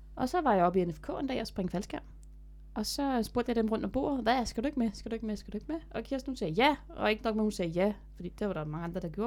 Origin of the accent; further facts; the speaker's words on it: Denmark; jeg er den første dansker, der har landet faldskærm i pyramiderne